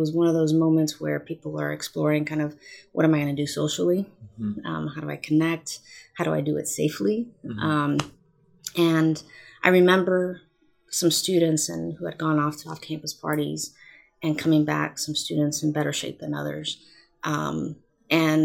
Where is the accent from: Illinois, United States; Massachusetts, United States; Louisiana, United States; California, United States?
California, United States; Oxnard; moved away as an adult; also born or lived in San Luis Obispo / Santa Clara; my hometown of Oxnard